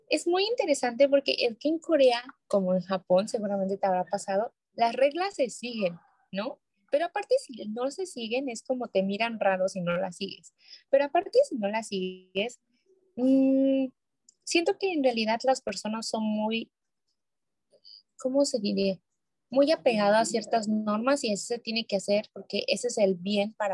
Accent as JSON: {"language": "Spanish", "town": "Hermosillo", "region": "Sonora", "country": "Mexico", "said": "Soy de Sonora, soy de Sonora, de Hermosillo."}